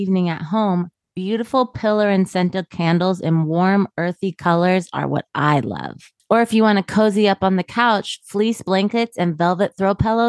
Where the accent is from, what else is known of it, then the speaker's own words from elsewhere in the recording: Kirkland, Washington, United States; now in Los Angeles, United States; I grew up outside of Seattle. So like a suburb of Seattle called Kirkland.